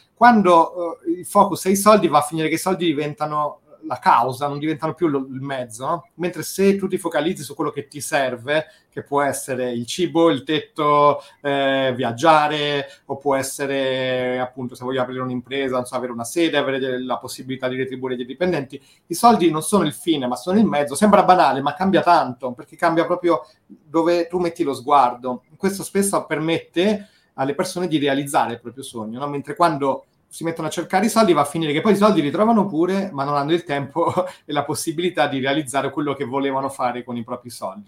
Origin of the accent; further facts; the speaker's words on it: Rome, Lazio, Italy; now in Liguria, Italy; sono cresciuto a Roma